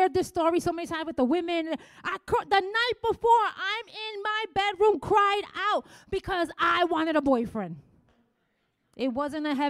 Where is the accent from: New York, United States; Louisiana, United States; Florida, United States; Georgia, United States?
New York, United States; New York City; I was from the Bronx